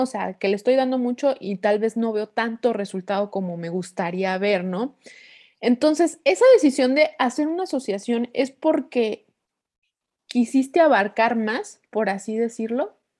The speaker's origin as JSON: {"language": "Spanish", "town": "Torreón", "region": "Coahuila", "country": "Mexico", "moved": "yes", "lives_now": "Querétaro, Mexico", "said": "de donde yo soy, bueno, soy de Torreón, Coahuila"}